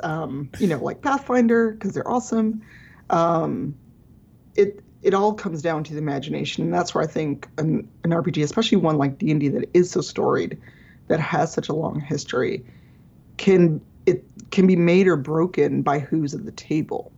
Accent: Chicago, Illinois, United States; I grew up in Chicago South Side as a as a black person

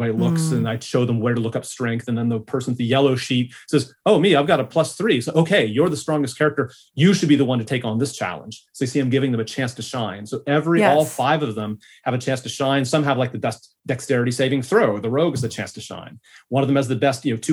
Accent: California, United States; now in Australia; I'm from California. You can tell by my accent.

